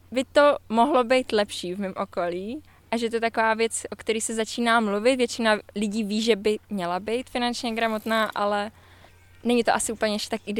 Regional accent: Germany; Je mi 30 let a myslím, že eh, jsem ze Německu a musím myslet na moje budoucnost

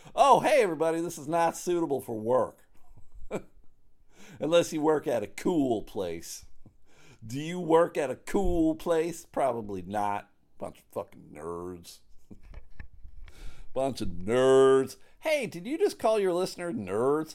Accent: United States; as an American who pays taxes

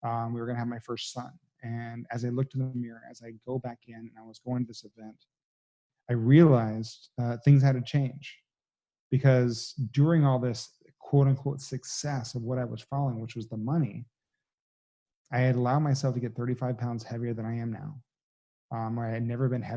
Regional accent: Texas, United States; I'm born and raised in Texas, you know, so I'm a good old boy

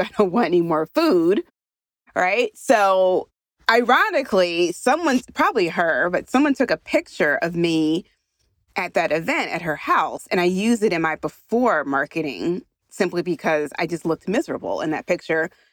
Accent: Philadelphia, Pennsylvania, United States; I'm from Philadelphia

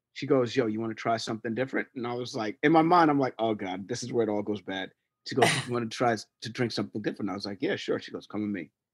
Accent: New York City, New York, United States; I'm from Hell's Kitchen

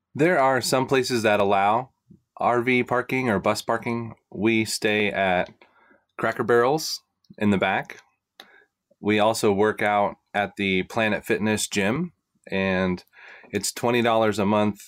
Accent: Florida, United States; I grew up in Florida

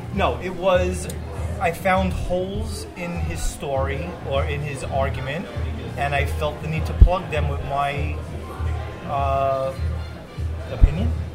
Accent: New York City, New York, United States; I'm a Sheepshead Bay, South Brooklyn guy

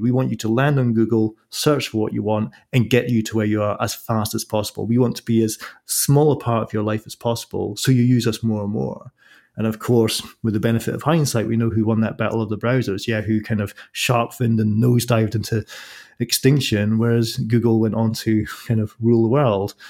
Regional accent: Scotland, United Kingdom; I'm from Scotland, so I'm used to the same climate

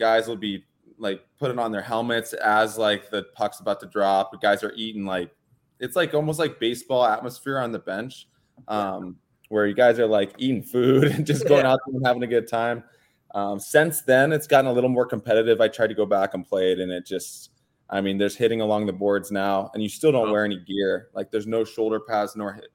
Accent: Los Angeles, California, United States; I grew up on Crenshaw, which down the street is Great Western Forum, where the Lakers and the Kings used to play.

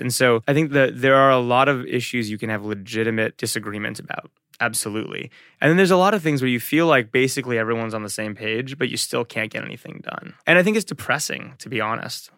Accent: Englewood, New Jersey, United States; moved away as an adult; also born or lived in London, England / Boston / Manhattan; now in Bay Area, United States; I grew up in Englewood, New Jersey.

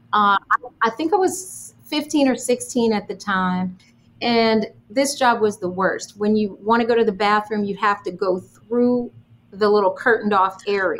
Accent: New York, United States; growing up in New York, my parents owned a health food store.

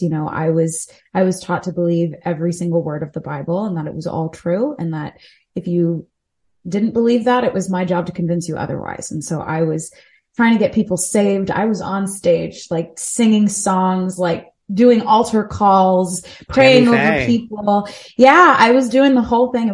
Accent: Delaware, United States; now in New York City, United States; I grew up in Delaware

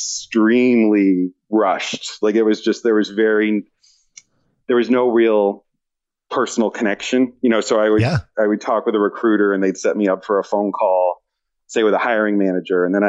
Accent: East Coast, United States; moved away as an adult; now in West Coast, United States; I'm from the East Coast.

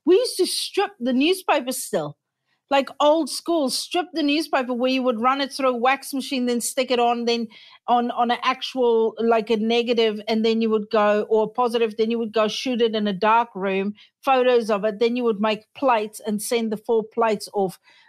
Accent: Australia; I'm from small town Australia.

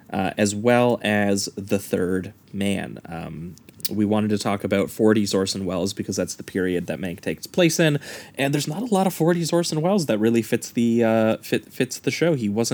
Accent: Canada; as good Canadian boys, we felt a little ashamed of ourselves.

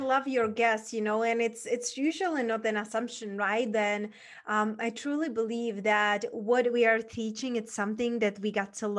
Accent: Czechia; moved away as an adult; growing up in Czech Republic

